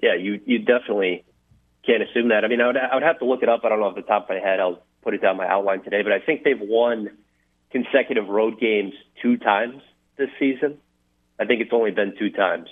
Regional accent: Dallas, Texas, United States; moved away; I grew up in the Dallas Fort Worth area

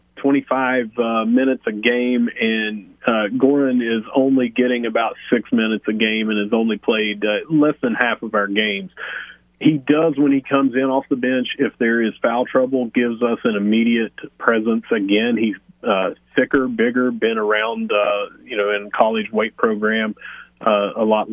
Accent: Southern West Virginia, United States; I am from Southern West Virginia

